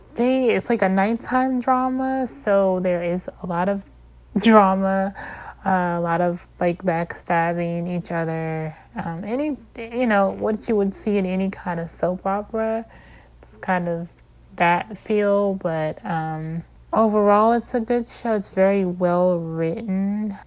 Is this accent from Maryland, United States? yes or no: yes; Maryland, United States; I'm from Maryland.